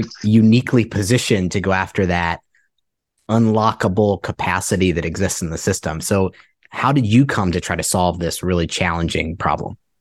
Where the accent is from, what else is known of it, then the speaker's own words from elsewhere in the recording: Ohio, United States; I'm from Ohio and, uh, Cincinnati, Columbus as well, where I'm from